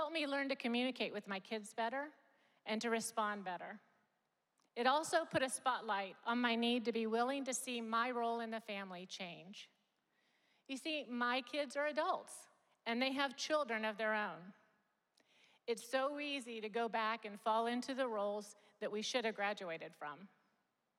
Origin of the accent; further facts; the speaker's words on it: Japan; moved away; I grew up in Japan.